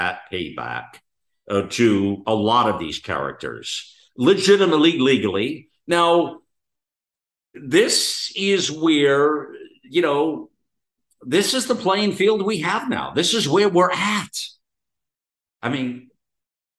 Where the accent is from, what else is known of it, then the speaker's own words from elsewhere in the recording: United States; as an American